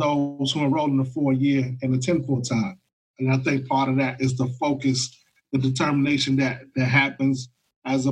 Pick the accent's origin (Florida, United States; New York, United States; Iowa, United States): Florida, United States; my home state of Florida